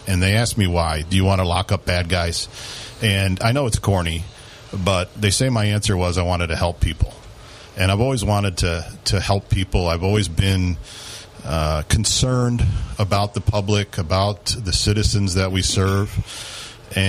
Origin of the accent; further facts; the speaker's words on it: Broome County, New York, United States; also born or lived in Binghamton, New York; I'm originally from Broome County. My father was an IBMer, so we got shipped out of state for 5 years when I was little. And then we returned here.